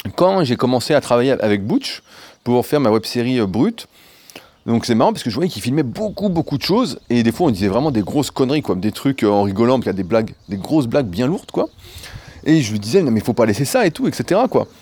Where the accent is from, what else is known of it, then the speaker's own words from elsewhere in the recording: France; also born or lived in Annecy; en tant que Français